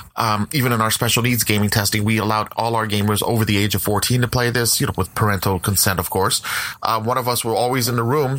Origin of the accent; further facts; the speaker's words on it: West Coast, United States; I'm from the West Coast